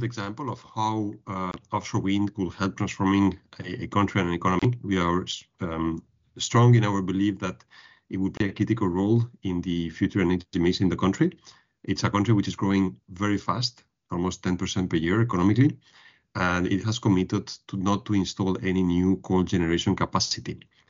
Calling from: Sydney, New South Wales, Australia; Exactly. I'm calling from Sydney. I've been traveling around the country the last couple of weeks. Prior to that, I've been to New Zealand, Aotearoa.

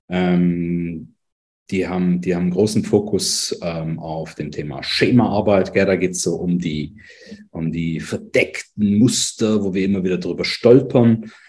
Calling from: Lucerne, Switzerland; Wie gesagt, ich bin aus Luzern zugeschaltet, hier im mhm. dunklen, aber eigentlich güldenen, herbstigen aktuell Luzern.

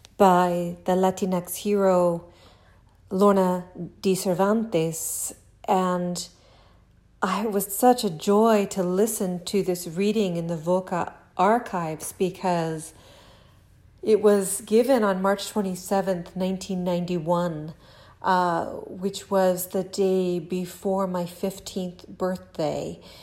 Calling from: Lexington, Kentucky, United States; I am recording this from Lexington, Kentucky, here in my kitchen

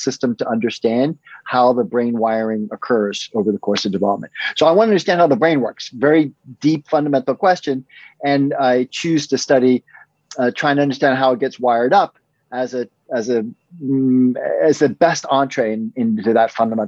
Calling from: Guilford, Connecticut, United States; I'm calling from Guilford, Connecticut, which is a little suburb of New Haven, Connecticut, where Yale is located.

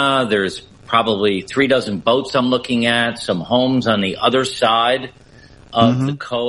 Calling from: Essex, Connecticut, United States; I am in a small, quaint little village in Connecticut in the United States, a village called Essex, Connecticut, that was founded back in the 1600s.

